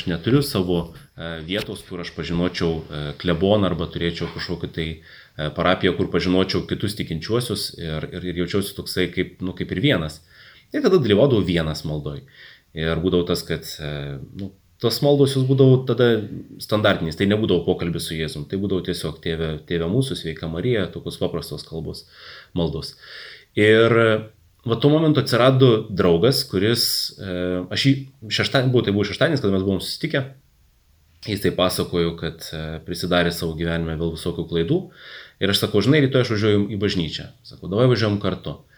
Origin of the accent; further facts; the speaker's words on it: Jurbarkas, Tauragė County, Lithuania; moved away as an adult; now in Kaunas, Lithuania; augau Jurbarke, tai Jurbarke žinojau bažnyčią, o kada atsikėliau studijuoti į Kauną ir, ir pradėjau čia gyventi